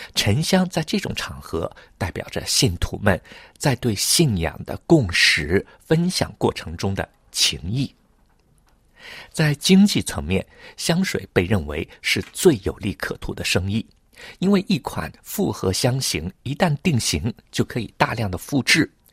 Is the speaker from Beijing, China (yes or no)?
no; Hangzhou, Zhejiang, China; now in Paris, France; 小的时候，在杭州